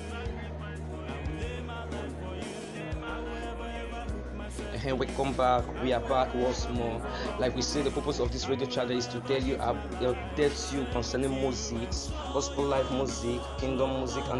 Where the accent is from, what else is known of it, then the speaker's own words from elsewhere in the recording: Nigeria; our nation, Nigeria